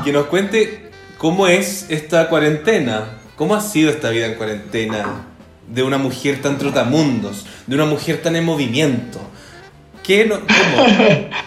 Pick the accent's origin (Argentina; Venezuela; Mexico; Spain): Argentina; Buenos Aires; Yo soy de Buenos Aires